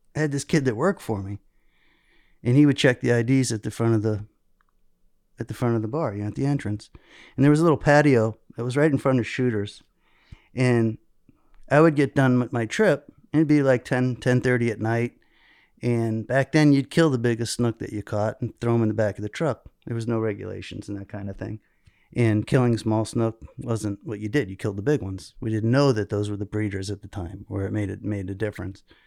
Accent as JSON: {"language": "English", "region": "South Florida", "country": "United States", "tie": "born or raised there", "said": "I grew up in South Florida"}